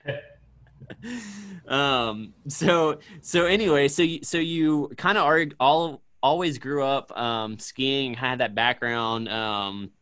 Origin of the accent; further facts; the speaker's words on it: Northern Neck of Virginia, United States; moved away as an adult; also born or lived in Richmond, Virginia; now in Springfield, United States; I'm actually originally from Virginia, a small town on the east, like the northern neck of Virginia, but I went to school in Richmond, Virginia, in the city